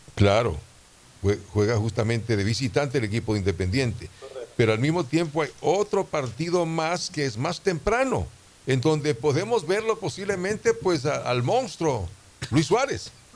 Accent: Quito, Pichincha, Ecuador; also born or lived in Riobamba; now in Guayaquil, Ecuador; a los seis años mi familia decide regresar a Quito

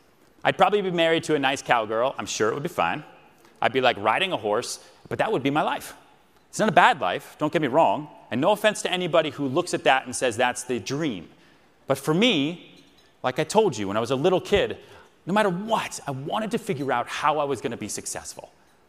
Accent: Houston, Texas, United States; born there; I was born in Houston, Texas, on a mattress. I moved around 8 times.

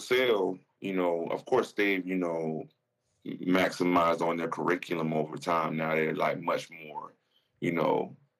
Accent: the South, United States; You know, I'm from the South.

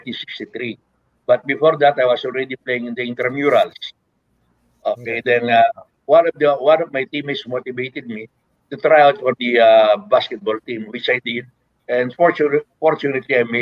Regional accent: Makati, Metro Manila, Philippines; I grew up in Makati

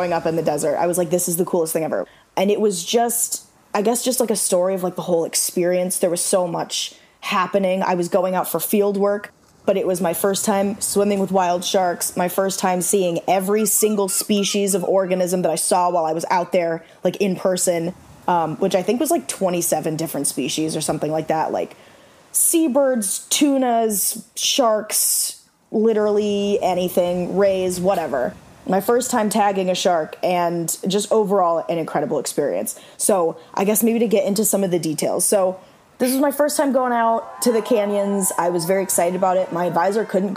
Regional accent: Arizona, United States; also born or lived in Illinois; I lived in Illinois till I was 10. And then I grew up in Arizona after that.

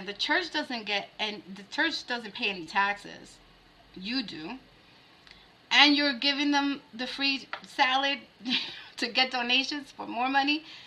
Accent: New York, United States; As a New Yorker

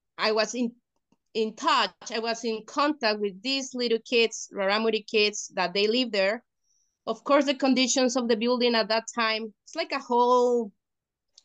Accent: Mexico; the students that we are from Mexico

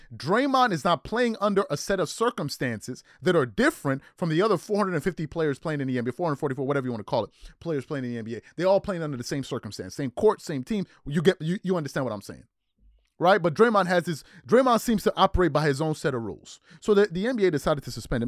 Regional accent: New York, United States; also born or lived in Maryland; I grew up in New York

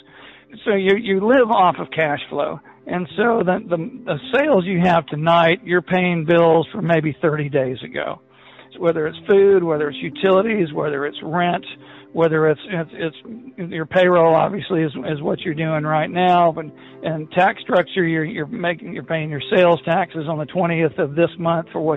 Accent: Tuscaloosa, Alabama, United States; I'm from Tuscaloosa, Alabama, and I'm in the restaurant bar business

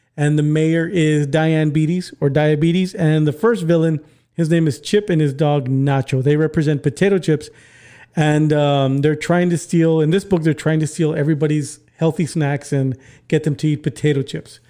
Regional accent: McAllen, Texas, United States; I'm from McAllen

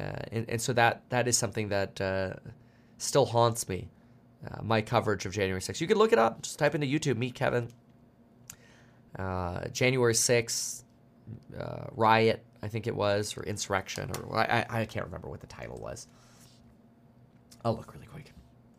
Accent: Germany; born there; Yeah, I was born in Germany.

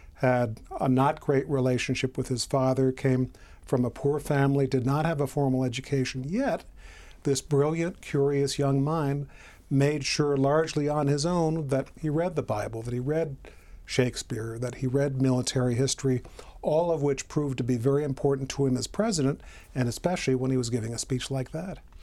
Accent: Illinois, United States; I grew up in Illinois.

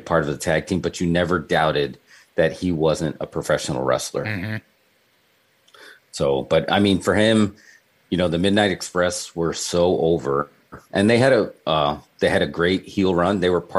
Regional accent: New York, United States; I was raised in New York

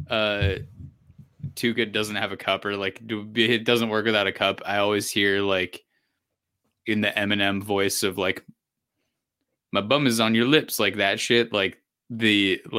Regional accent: Canada; now in Boston, United States; I'm from I'm from Canada, so you know this isn't really that bad.

